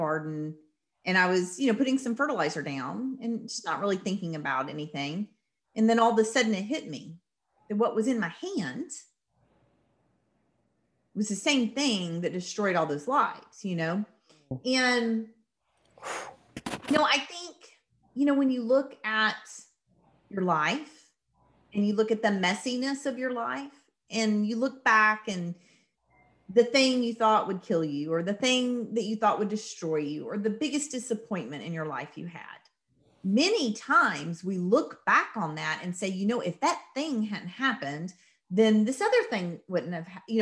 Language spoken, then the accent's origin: English; the South, United States; I'm from the South